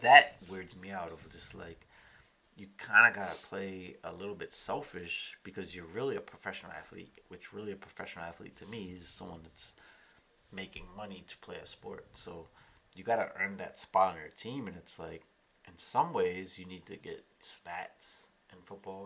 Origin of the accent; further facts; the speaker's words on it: Columbia, Maryland, United States; The entire all of Columbia is connected by bike paths. We have uh, lots of parks throughout